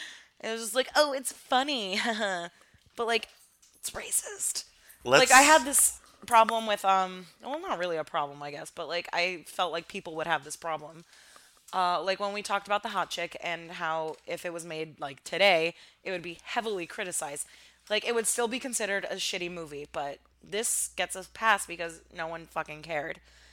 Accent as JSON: {"language": "English", "country": "Armenia", "accent": "Armenian", "second_language": "English", "said": "Oh, I think my like Armenian accent when I was younger forced me to call it Kazaa."}